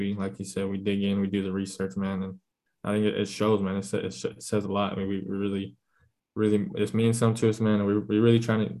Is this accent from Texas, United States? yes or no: yes; Lubbock, Texas, United States; we're from Lubbock